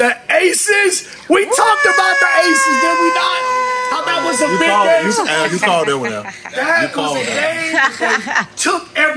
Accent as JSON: {"language": "English", "town": "Chicago", "region": "Illinois", "country": "United States", "tie": "born or raised there", "moved": "yes", "lives_now": "Las Vegas, United States", "said": "we grew up on Green Street, 63rd and Halsey, right? So, big ups to the Bears and the Windy City"}